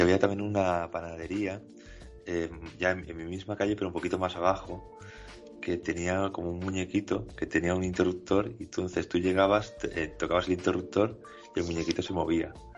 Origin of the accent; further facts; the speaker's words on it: Spain; Somos españoles